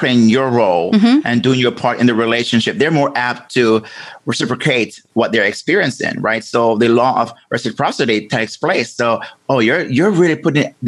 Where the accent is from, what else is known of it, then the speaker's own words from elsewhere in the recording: Jamaica; I'm from Jamaica, as and growing up there